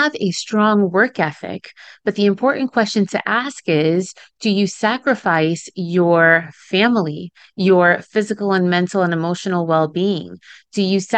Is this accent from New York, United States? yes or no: yes; New York City area, United States; first language Spanish; English is a second language; I am first generation Dominican American, which means that my parents came to the United States around the New York City area when they were in their early 20s and then had me after they arrived here to the States. We learned English together around the time that I was 5 or 6